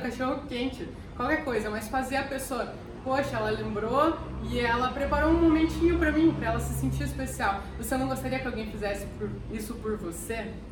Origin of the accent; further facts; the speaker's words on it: Curitiba, Paraná, Brazil; Eu sou de Curitiba